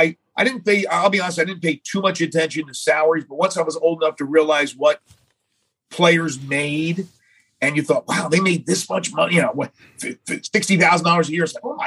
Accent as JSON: {"language": "English", "town": "Atlantic City", "region": "New Jersey", "country": "United States", "tie": "born or raised there", "also_born_or_lived": "Maryland", "moved": "as an adult", "lives_now": "Memphis, United States", "said": "I grew up in South Jersey."}